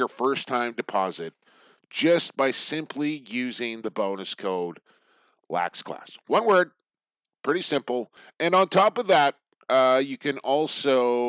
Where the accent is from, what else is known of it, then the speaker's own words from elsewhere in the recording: Coquitlam, British Columbia, Canada; right here in my hometown of Coquitlam